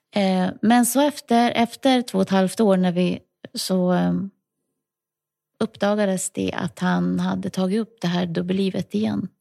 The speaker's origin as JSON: {"language": "Swedish", "town": "Lycksele", "region": "Västerbotten County", "country": "Sweden", "tie": "born or raised there", "also_born_or_lived": "Ludvika / Tuvträsk / Stockholm", "moved": "as an adult", "lives_now": "Huddinge, Sweden", "said": "jag är uppvuxen i Lycksele på dels ett litet område utanför lilla Lycksele stad och sen i en by den större delen av min barndom"}